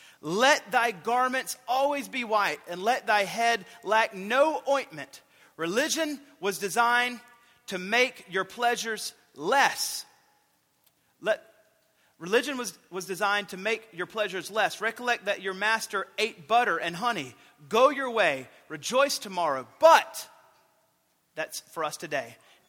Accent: the South, United States; I've grown up in the South

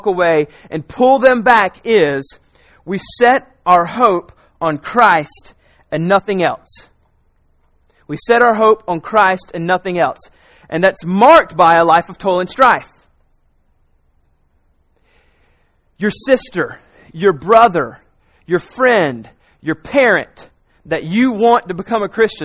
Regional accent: South Carolina, United States; also born or lived in Raleigh, North Carolina; I grew up in South Carolina

